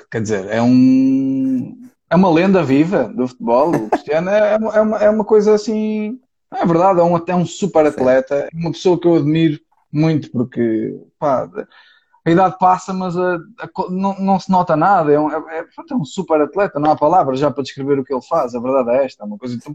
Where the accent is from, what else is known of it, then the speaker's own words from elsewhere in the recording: Porto, Norte, Portugal; sou do Porto.